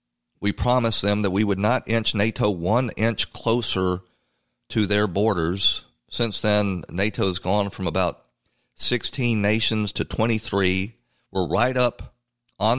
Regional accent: Atlanta, Georgia, United States; Atlanta is not the town, no longer the town I grew up in. It has turned into a giant megalopolis. When I was growing up, it was a big southern city, but it was southern.

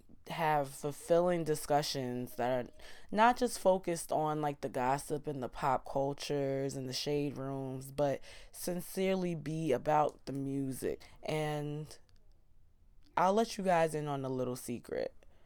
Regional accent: Queens, New York, United States; And growing up in Queens, being the melting pot, and you know, growing up in South Ozone Park and Southside Jamaica, Queens, I am so intrigued by Caribbean and West Indian culture.

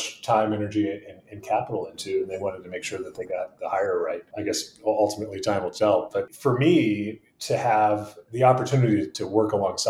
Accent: Midwest, United States; I'm a Midwesterner. Chicago's the big town that we aspired to be a part of when we were growing up

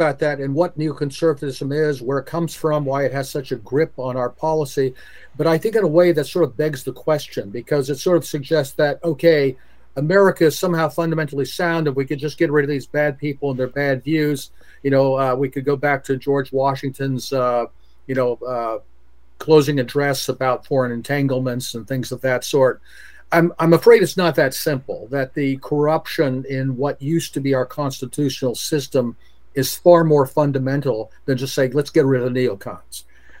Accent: Bitburg, Rhineland-Palatinate, Germany; I grew up in a military family. My dad was a career fighter pilot. So my hometown is Bitburg, Germany

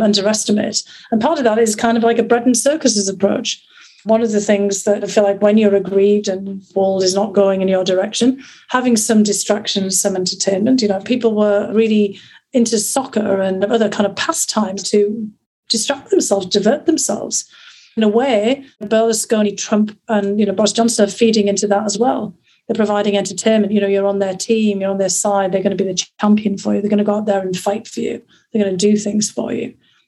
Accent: north of England, United Kingdom; born or raised there; accent: northern; moved away as an adult; also born or lived in St Andrews, Scotland; now in United States

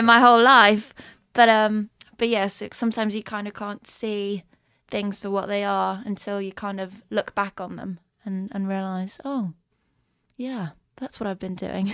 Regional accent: Stockholm, Stockholm County, Sweden; born or raised there; moved away as an adult; also born or lived in London; now in Malmö, Sweden

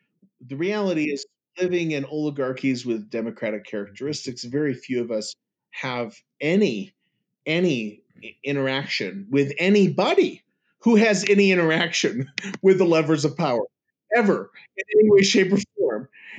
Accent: New York, United States; I'm from the East. Okay? I'm

